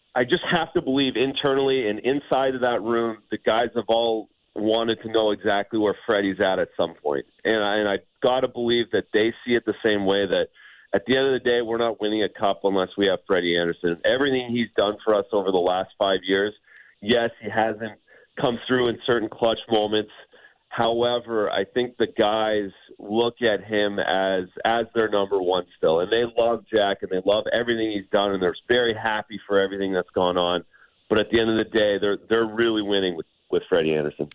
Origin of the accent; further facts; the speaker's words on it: Ontario, Canada; moved away; as a Canadian, as an Ontario kid